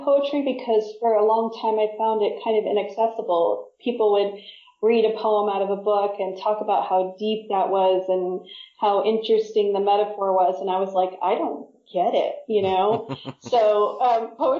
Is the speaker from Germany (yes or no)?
no; Independence, Missouri, United States; also born or lived in New York / New Jersey; now in Wales, United Kingdom; I'm from Missouri, from a town called Independence.